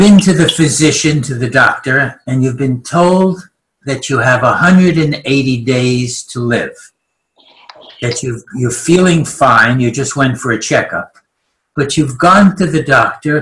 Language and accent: English; New York, United States; accent: New York; now in Christchurch, New Zealand; I'm speaking with my New York accent